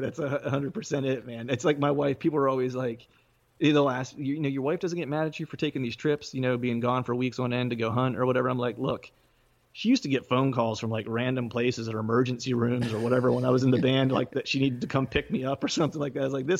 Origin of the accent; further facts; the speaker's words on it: Pennsylvania, United States; now in Philadelphia, United States; Yeah, South Central Pennsylvania. I live in Eastern PA now, just in the suburbs of Philadelphia.